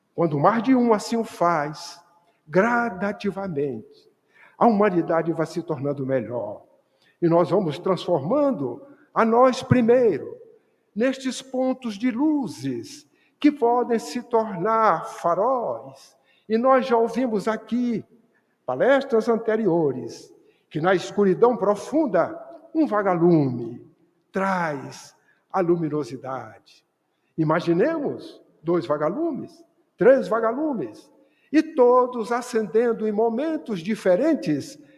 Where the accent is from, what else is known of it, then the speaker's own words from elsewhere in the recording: Bahia, Brazil; eu sou baiano